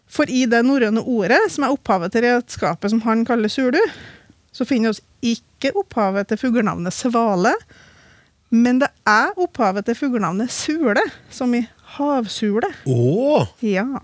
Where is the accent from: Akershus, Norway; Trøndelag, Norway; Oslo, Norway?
Trøndelag, Norway; jeg er jo trønder